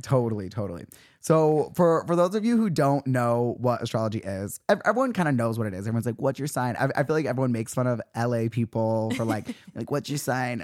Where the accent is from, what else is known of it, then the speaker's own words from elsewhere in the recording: Utah, United States; now in Los Angeles, United States; we're both from Utah